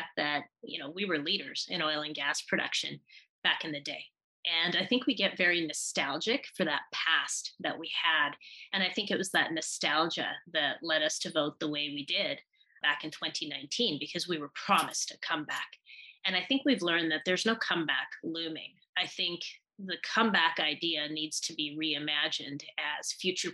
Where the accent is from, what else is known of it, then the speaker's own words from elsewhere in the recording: Manitoba, Canada; moved away as an adult; also born or lived in Wainwright, Alberta; now in Calgary, Canada; I'm originally from Manitoba, and I came to Calgary by way of Wainwright, Alberta.